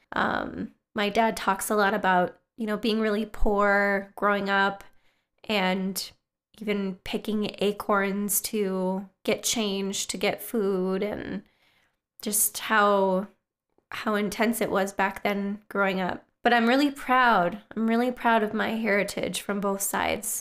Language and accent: English; northern Wisconsin, United States; now in Twin Cities, Minnesota, United States; my hometown in northern Wisconsin